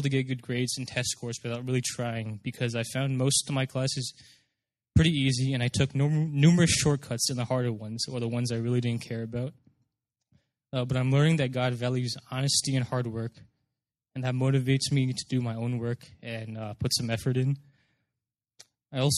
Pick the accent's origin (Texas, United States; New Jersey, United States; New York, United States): New Jersey, United States; Morristown; moved away as an adult; now in Urbana-Champaign, United States; Growing up in New Jersey